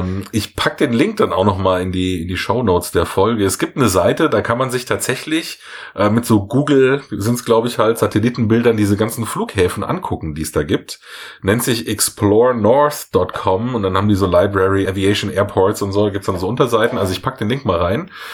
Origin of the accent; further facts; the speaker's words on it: Munich, Bavaria, Germany; ich jetzt als Münchner